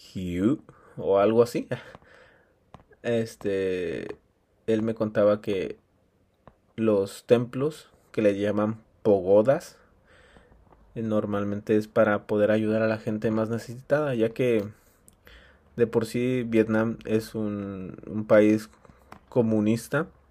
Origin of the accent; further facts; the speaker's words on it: Mexico; en mi país